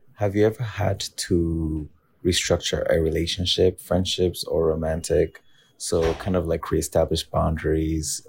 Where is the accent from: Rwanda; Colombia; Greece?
Rwanda; also born or lived in Harlem, New York; now in New York, United States; based in Harlem, really close to Bob's old apartment, actually, and born and raised in Rwanda